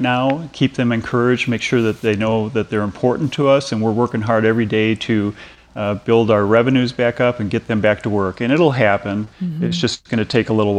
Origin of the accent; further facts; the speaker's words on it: Minnesota, United States; moved away; I'm from Minnesota originally, and my Viking blood does not handle that warm weather well